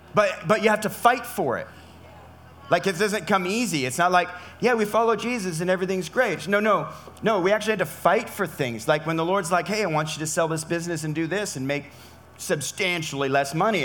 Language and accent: English; California, United States; I'm from California